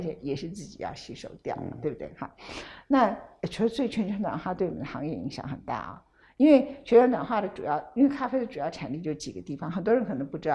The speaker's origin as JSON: {"language": "Chinese", "country": "Taiwan", "said": "我们台湾人"}